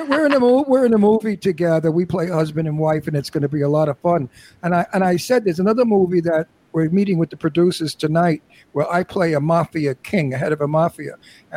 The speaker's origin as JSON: {"language": "English", "town": "New York City", "region": "New York", "country": "United States", "tie": "born or raised there", "accent": "Brooklyn", "said": "I was born and raised in the Red Hook Projects in Brooklyn."}